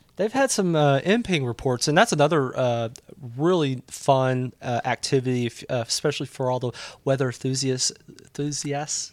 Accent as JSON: {"language": "English", "region": "Southeast Texas", "country": "United States", "tie": "born or raised there", "moved": "as an adult", "said": "I was born in Southeast Texas"}